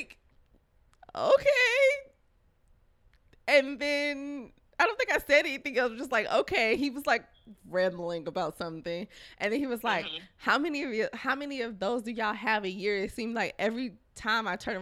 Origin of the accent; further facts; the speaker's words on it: Houston, Texas, United States; I was born and raised here, Texas, Houston to be exact